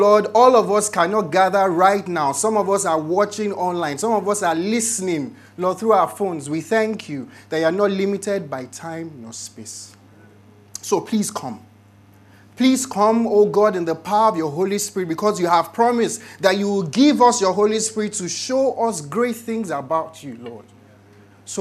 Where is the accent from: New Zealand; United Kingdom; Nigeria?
Nigeria; as Nigerians